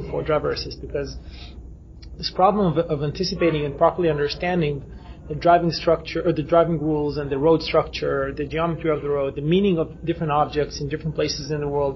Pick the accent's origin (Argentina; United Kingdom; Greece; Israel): Israel; we come from Israel